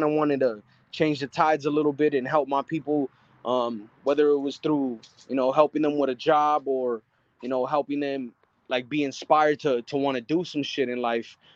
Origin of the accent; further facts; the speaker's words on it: Avondale, Arizona, United States; I'm from Avondale, Arizona. Right. It's a small little city.